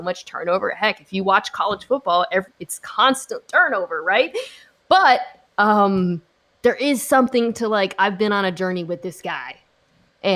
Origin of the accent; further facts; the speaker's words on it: Seattle, Washington, United States; I am from Seattle